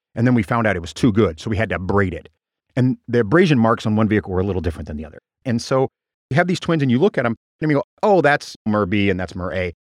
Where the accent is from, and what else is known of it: small Nebraska town, United States; born or raised there; moved away